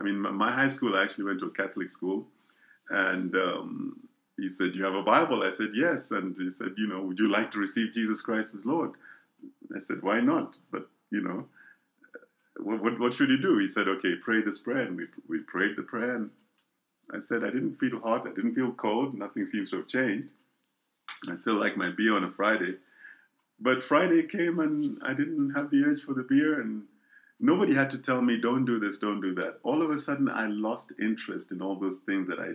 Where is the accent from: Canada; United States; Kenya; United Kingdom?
Kenya; moved away as an adult; now in South Africa; I was born in East Africa, a country called Kenya. And that's where I grew up most of my life and then moved on to South Africa.